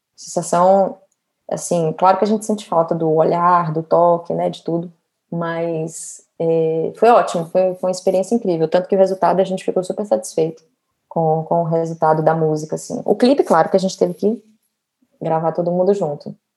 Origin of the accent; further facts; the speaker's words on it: Feira de Santana, Bahia, Brazil; moved away as an adult; also born or lived in Salvador, Brazil / São Paulo, Brazil; now in Rio de Janeiro, Brazil; eu sou baiana, é, hoje eu moro no Rio